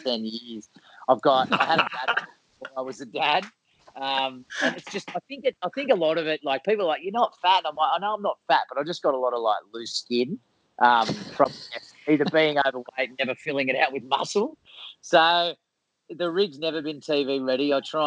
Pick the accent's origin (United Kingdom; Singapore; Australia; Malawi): Australia; Sydney, New South Wales; I grew up in Vaucluse